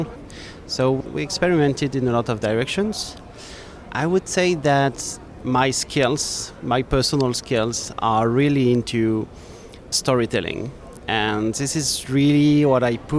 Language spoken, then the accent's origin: English; France; I'm from France